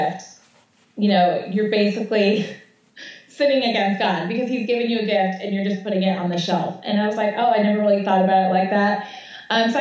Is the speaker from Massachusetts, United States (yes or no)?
no; Connecticut, United States; also born or lived in South Florida; now in Atlanta, United States; So we wanted a classic kind of Connecticut house because I'm from Connecticut